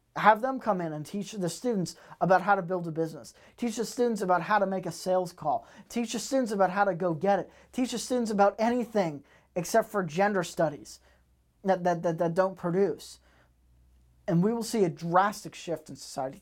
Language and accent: English; Massachusetts, United States; moved away; I am from Massachusetts originally